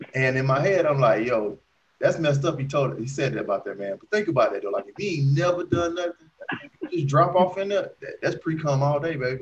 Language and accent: English; Alabama, United States; I lived in Alabama most of my life.